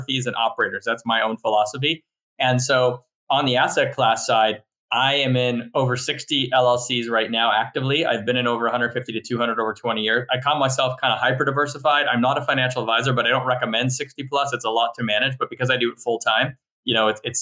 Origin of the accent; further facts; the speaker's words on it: Montreal, Quebec, Canada; now in United States; I'm originally from Montreal and I kind of spent half my life growing up there and then moved here